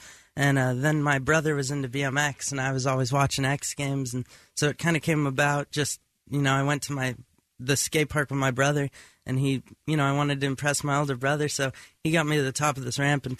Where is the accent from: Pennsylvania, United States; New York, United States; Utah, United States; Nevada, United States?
Nevada, United States; Las Vegas; From Las Vegas.